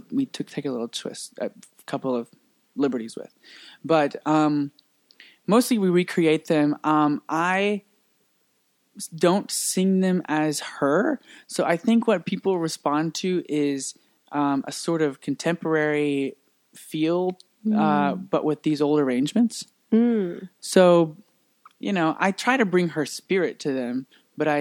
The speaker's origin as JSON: {"language": "English", "town": "Paris", "region": "Texas", "country": "United States", "tie": "born or raised there", "said": "I'm from Paris, Texas"}